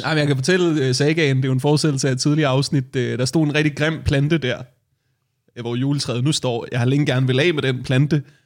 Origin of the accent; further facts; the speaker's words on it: Værløse, Capital Region of Denmark, Denmark; jeg voksede op i Værløs, jeg voksede op lige uden for København